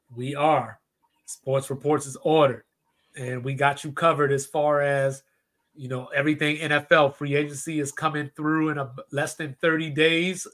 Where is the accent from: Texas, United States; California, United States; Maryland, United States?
Maryland, United States; Baltimore; my hometown Baltimore Ravens